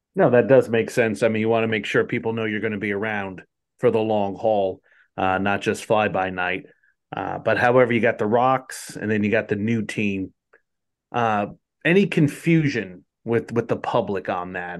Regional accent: New Jersey, United States; growing up, we didn't, we didn't have minor league baseball until I was out, like, just about out of high school in New Jersey.

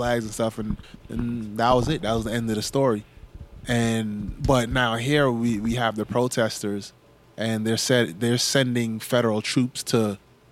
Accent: New York, United States; growing up in New York

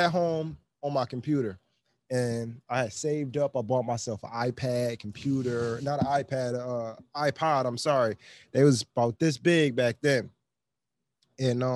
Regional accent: Buffalo, New York, United States; I'm from Buffalo, New York

